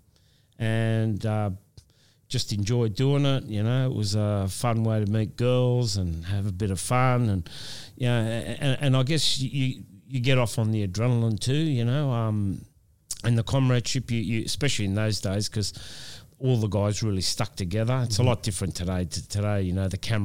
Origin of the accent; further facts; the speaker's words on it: Wollongong, New South Wales, Australia; this is my hometown.